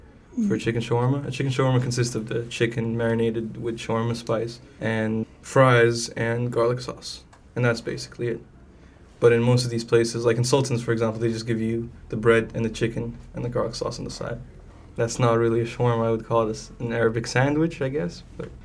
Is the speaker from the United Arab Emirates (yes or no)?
yes; Dubai, United Arab Emirates; moved away as an adult; also born or lived in California, United States; now in United States; I moved at the age of one to Dubai, and I lived there ever since.